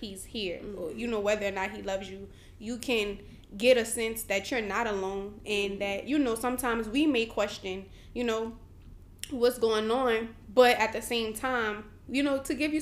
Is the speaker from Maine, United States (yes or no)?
no; New Orleans, Louisiana, United States; I'm from New Orleans, Louisiana.